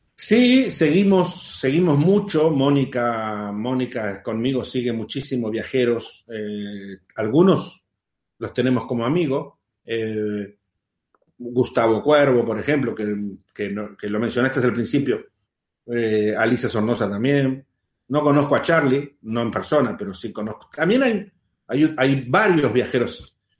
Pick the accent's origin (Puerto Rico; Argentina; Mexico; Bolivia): Argentina; En realidad soy argentino